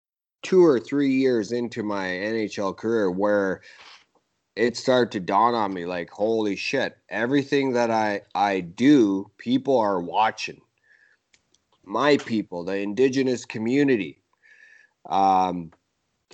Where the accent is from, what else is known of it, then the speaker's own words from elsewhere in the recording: Rankin Inlet, Nunavut, Canada; moved away; I'm a kid from Rankin Inlet, Nunavut